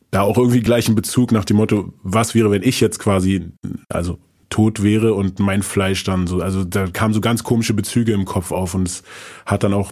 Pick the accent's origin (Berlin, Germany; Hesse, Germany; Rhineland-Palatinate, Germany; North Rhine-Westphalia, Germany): Hesse, Germany; Frankfurt; born there; Die sind dann auch erstmal nach Frankfurt. Also ich bin in Frankfurt geboren.